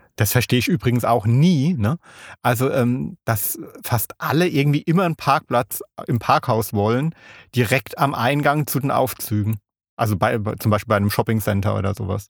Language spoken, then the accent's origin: German; Kaiserslautern, Rhineland-Palatinate, Germany; ich bin ja in Kaiserslautern aufgewachsen